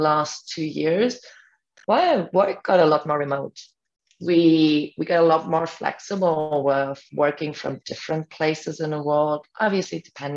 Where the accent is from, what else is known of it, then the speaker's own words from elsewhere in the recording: Germany; first language German; English is a second language; now in Puerto Escondido, Mexico; I come from Germany.